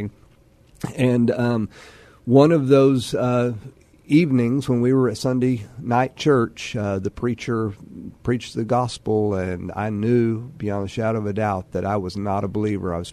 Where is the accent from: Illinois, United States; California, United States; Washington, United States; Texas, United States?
Texas, United States; Amarillo; moved away as an adult; also born or lived in Lubbock, Texas; now in San Antonio, United States; I grew up in Amarillo and went to Amarillo High School